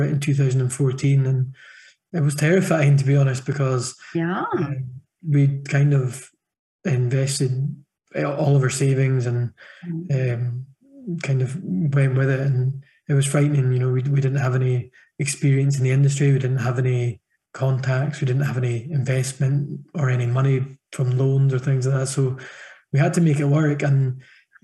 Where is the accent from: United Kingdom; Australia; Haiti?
United Kingdom; Thurso, Scotland; I grew up 8 miles west of Dunnet in a town called Thurso